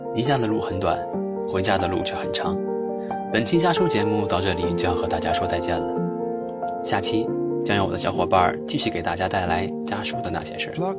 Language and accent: Chinese; Gansu, China; moved away as an adult; 来自甘肃